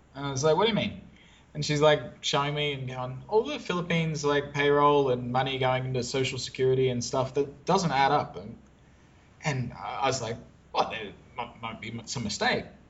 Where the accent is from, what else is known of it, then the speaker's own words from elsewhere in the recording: Brisbane, Queensland, Australia; now in Phnom Penh, Cambodia; I am Australian. I'm originally from Brisbane, Australia, but I'm in one of our offices in Phnom Penh, Cambodia